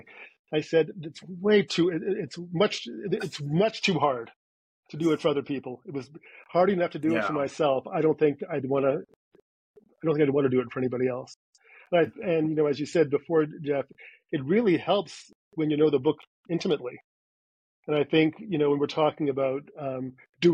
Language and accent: English; Montreal, Quebec, Canada; accent: Canadian; moved away as an adult; now in United States; in my hometown, which is Montreal